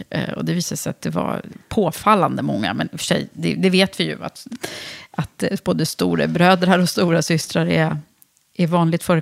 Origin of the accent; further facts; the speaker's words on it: Gothenburg, Västra Götaland, Sweden; Ja, jag är född och uppvuxen i Göteborg.